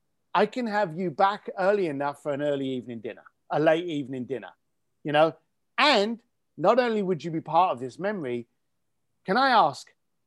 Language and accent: English; United Kingdom; believe it or not, while I'm talking to you here as a Brit, I'm in Tuscany. In fact, I'm in Florence